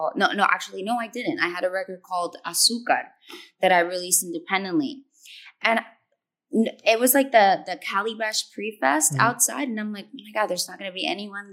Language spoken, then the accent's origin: English; Puerto Rico; I'm born and raised in Puerto Rico